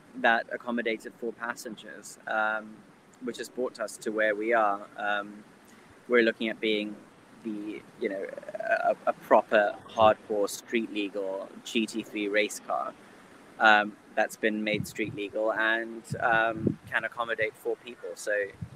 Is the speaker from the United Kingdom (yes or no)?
no; Zimbabwe; I was born and bred in Zimbabwe, fourth generation, of Indian descent